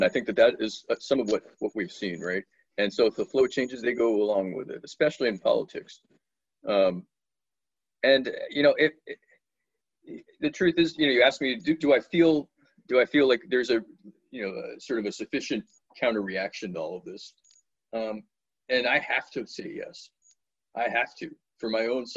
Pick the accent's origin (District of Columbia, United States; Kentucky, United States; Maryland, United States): District of Columbia, United States; Washington; moved away; also born or lived in Atlanta, Georgia; when I was a kid, I was raised in Washington, D.C.